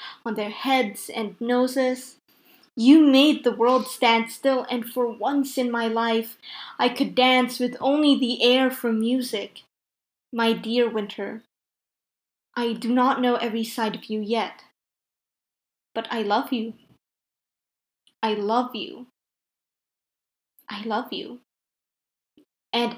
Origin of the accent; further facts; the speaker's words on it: Philippines; I'm from the Philippines, which is a tropical country.